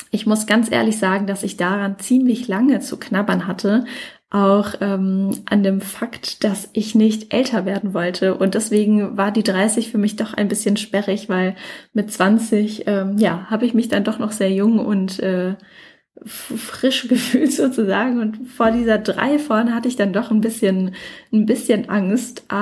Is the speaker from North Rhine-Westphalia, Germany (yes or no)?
no; Mannheim, Baden-Württemberg, Germany; Ich komme ja ursprünglich aus Mannheim.